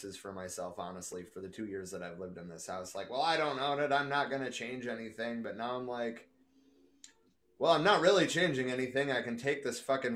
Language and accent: English; Michigan, United States; moved away; I'm originally from Michigan